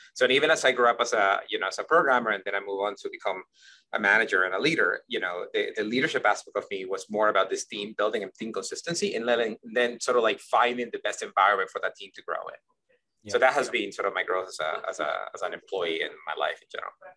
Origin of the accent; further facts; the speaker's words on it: Ecuador; moved away; I grew up in Ecuador